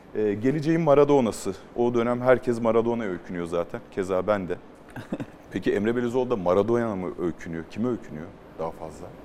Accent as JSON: {"language": "Turkish", "region": "Mersin", "country": "Turkey", "said": "ben de Mersinliyim"}